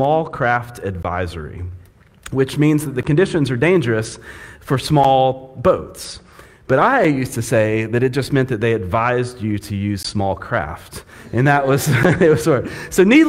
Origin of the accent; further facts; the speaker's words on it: Panama City, Florida, United States; It's tough being a fair-skinned kid growing up in Florida